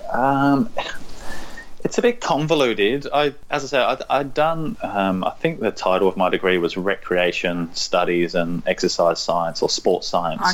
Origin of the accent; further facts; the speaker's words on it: London, United Kingdom; moved away as an adult; also born or lived in Norfolk; now in Australia; So I was born in London, uh, I was there for a number of years, and then kind of we got further and further away from London, but still sort of in and around London.